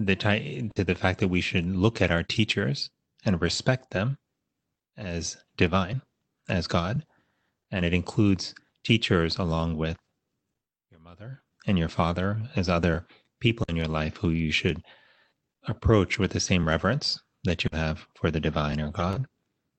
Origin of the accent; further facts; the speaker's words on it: Miami, Florida, United States; I went to public schools growing up in Miami, Florida